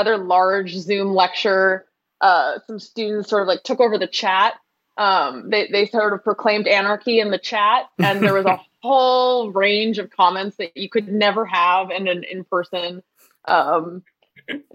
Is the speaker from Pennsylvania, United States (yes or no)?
no; Cambridge, Massachusetts, United States; moved away as an adult; also born or lived in Belmont, Massachusetts / Brooklyn, New York; I grew up in Cambridge and then in Belmont and did coming of age and youth group and everything at the church